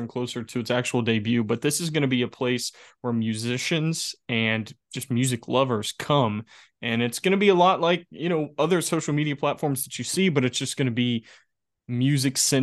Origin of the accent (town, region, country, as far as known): West Virginia, United States